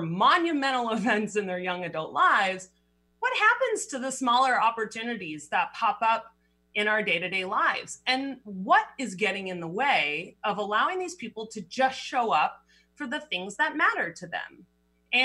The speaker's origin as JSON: {"language": "English", "town": "Berkeley", "region": "California", "country": "United States", "tie": "born or raised there", "also_born_or_lived": "Boulder, Colorado", "moved": "as an adult", "lives_now": "Seattle, United States", "said": "I grew up in Berkeley, California, went to school at Boulder"}